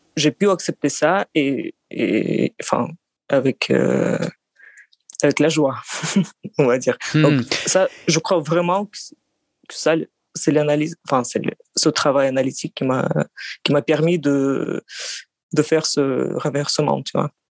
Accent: Russia; French is a second language; also born or lived in France; now in Moscow, Russia; je suis russe, géorgien. Euh, c'est-à-dire que mon père est géorgien

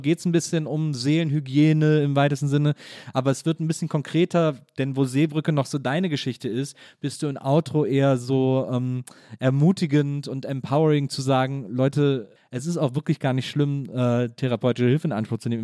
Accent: Wesseling, North Rhine-Westphalia, Germany; ich bin in Wesseling groß geworden zwischen Köln und Bonn

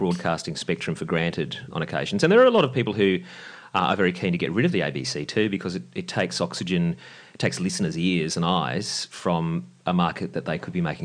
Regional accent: Lismore, New South Wales, Australia; now in Sydney, Australia; I grew up in Lismore, and that's where I got into radio.

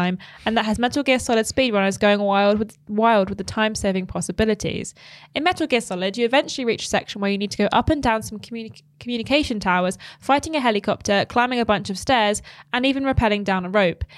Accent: United Kingdom; as a British person

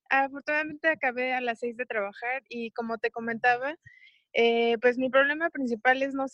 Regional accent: Mexico; yo soy mexicana.

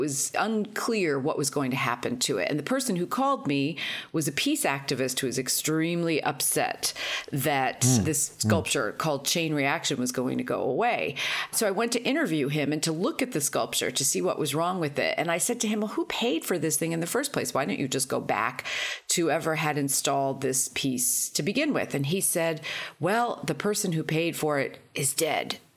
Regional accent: New York, United States; I grew up in New York in the 70s

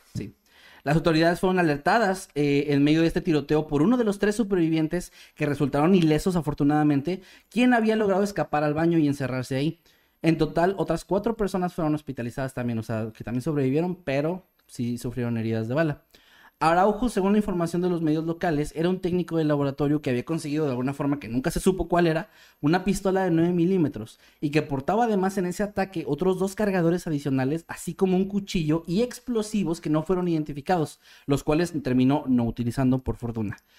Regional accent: Mexico; como mexicano

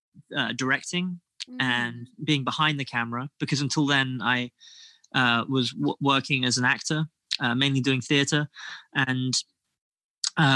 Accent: Kingston upon Thames, London, United Kingdom; I am from Kingston, up on Thames.

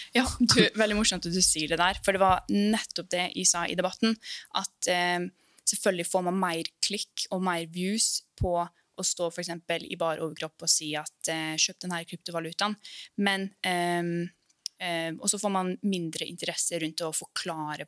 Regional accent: Molde or Ålesund, Møre og Romsdal, Norway; also born or lived in Iceland; now in Oslo, Norway; Jeg er opprinnelig fra Island. Men jeg flytta hit til Norge når jeg var fem år.

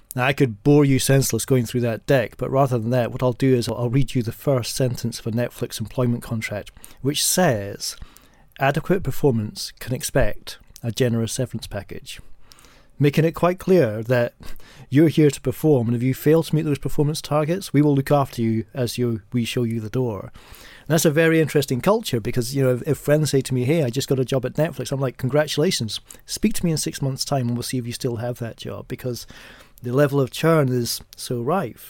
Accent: New York, United States; now in United Kingdom; as an American and as a New Yorker

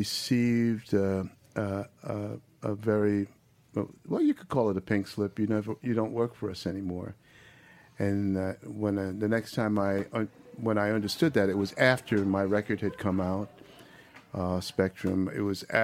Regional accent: New York, United States; I'm from New York. I mean, I wasn't born there

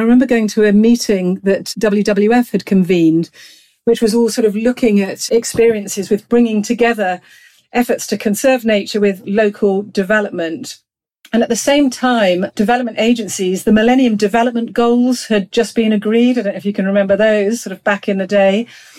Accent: Gloucestershire, South West England, United Kingdom; No, I'm a country girl. I grew up in rural Gloucestershire and spent a lot of my childhood out and about riding horses, walking dogs, enjoying the Cotswold Hills.

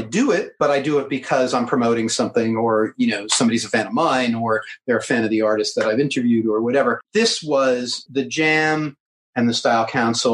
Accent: United States; I'm American

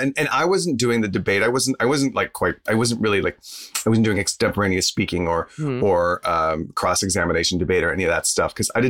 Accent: Texas, United States; I'm from Texas.

